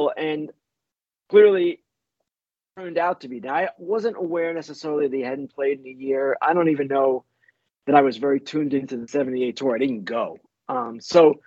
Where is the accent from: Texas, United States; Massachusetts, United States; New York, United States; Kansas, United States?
New York, United States; Oyster Bay; I grew up on Long Island, North Shore, Long Island, Oyster Bay High School